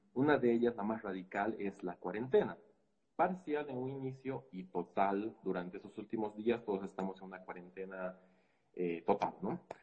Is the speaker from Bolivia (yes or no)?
yes; Bolivia; nuestra historia como eh, boliviana